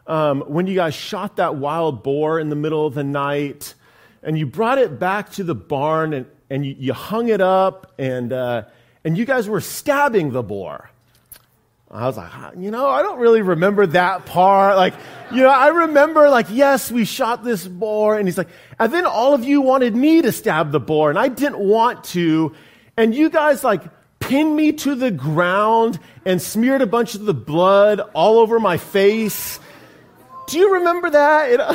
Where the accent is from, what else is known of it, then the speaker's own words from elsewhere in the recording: Humboldt County, California, United States; also born or lived in Central Valley, California; I was born in the Central Valley, California. I try not to say that too loudly because it's kind of an embarrassing place to be born in. But my family moved away, thank God, to Northern California. I grew up in Humboldt County.